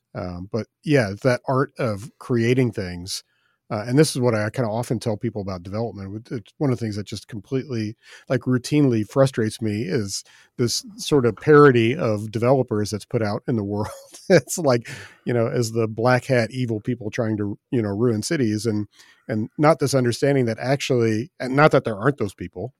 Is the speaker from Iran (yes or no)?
no; Midwest, United States; I'm I'm a Midwesterner